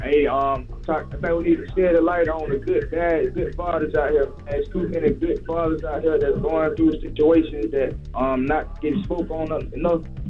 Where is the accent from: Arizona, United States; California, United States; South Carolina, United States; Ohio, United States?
South Carolina, United States; Conway; I'm from Conway, South Carolina